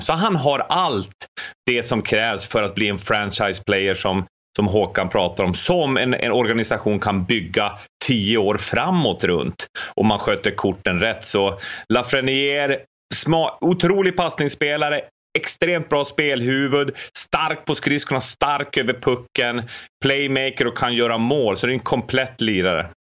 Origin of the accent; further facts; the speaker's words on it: Luleå, Norrbotten County, Sweden; mina hemtrakter Luleå